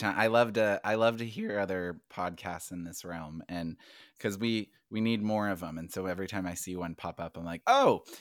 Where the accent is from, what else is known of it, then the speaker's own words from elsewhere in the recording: United States; even as an American, when I lived overseas